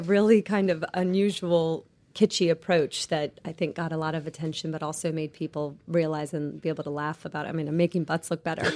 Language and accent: English; Clearwater, Florida, United States; I grew up on Clearwater Beach